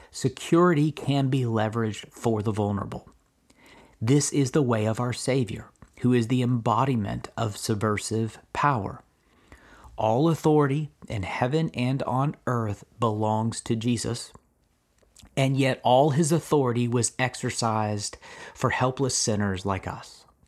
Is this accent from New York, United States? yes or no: no; Kentucky, United States; I'm, uh, born and raised in Kentucky